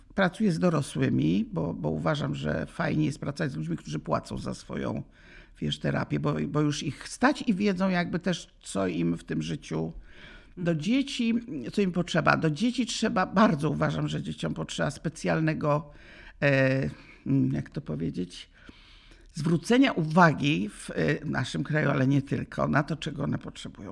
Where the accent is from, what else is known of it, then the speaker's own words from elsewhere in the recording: Łódź, Łódź Voivodeship, Poland; żegnałam się z parkami w Łodzi, bo jestem z Łodzi